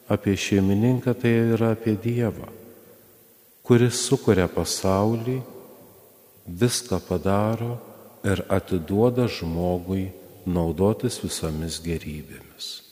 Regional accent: Lithuania; mes lietuviai

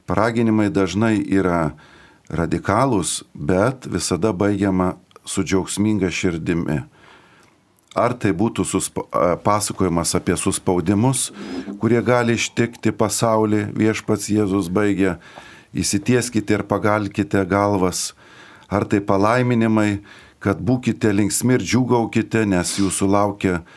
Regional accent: Lithuania; mes kaip lietuviai

